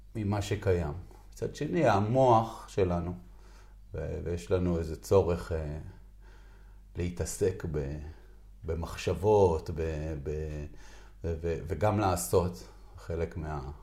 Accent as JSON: {"language": "Hebrew", "country": "Israel", "tie": "born or raised there", "said": "אני נולדתי בקיבוץ"}